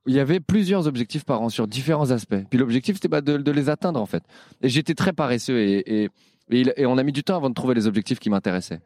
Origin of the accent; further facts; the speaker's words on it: Paris, Île-de-France, France; je suis parisien